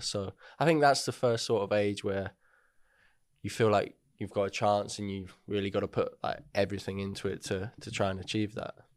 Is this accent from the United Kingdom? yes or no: yes; Hertford, East of England, United Kingdom; also born or lived in Welwyn Garden City; I was born in Welling, grew up in, like, Hartford sort of area.